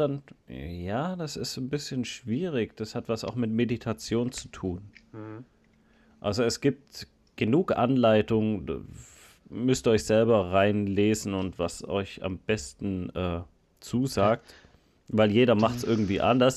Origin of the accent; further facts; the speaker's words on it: Germany; bei uns in Deutschland